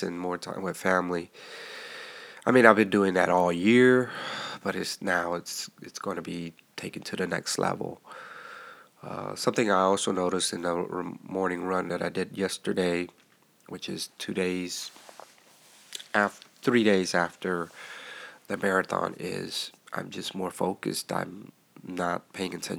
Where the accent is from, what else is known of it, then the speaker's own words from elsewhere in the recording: Texas, United States; I'm a Texan